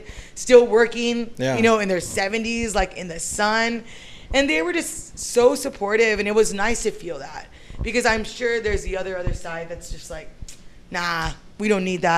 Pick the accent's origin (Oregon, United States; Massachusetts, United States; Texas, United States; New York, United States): Texas, United States; San Antonio; I'm from San Antonio. So I grew up in this neighborhood, not necessarily in these streets, but like a little bit down more John McMullen area